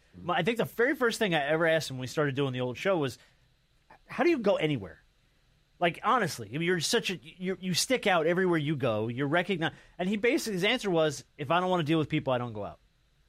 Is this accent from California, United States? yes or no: no; New Jersey, United States; I grew up in New Jersey.